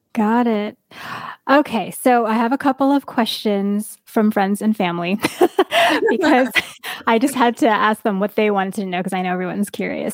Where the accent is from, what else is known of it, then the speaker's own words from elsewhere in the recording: East Coast, United States; moved away; I grew up in the East Coast